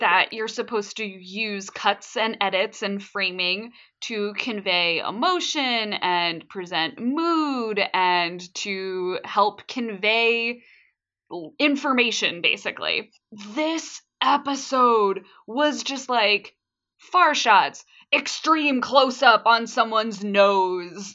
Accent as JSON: {"language": "English", "country": "United States", "said": "as an American"}